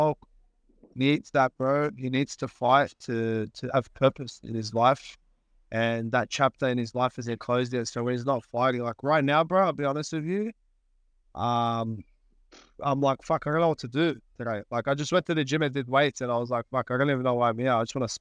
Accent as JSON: {"language": "English", "country": "Australia", "tie": "born or raised there", "said": "I was born here"}